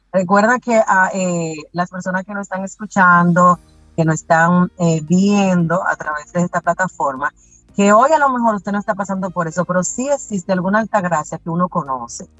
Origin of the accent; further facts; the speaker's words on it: Bonao, Monseñor Nouel, Dominican Republic; yo soy de Bonao